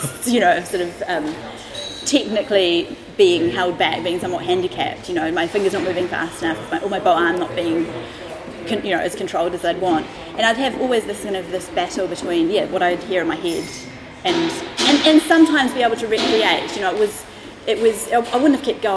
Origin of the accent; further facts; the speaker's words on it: Auckland, New Zealand; moved away as an adult; now in London, United Kingdom; I was born in Auckland, okay, in New Zealand